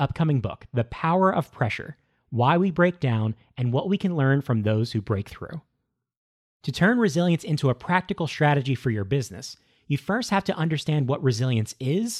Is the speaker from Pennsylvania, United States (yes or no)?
yes; Philadelphia, Pennsylvania, United States; now in Orlando, United States; Today, I live in Orlando, Florida, right behind the Walt Disney World Resort. But I'm originally from Philadelphia.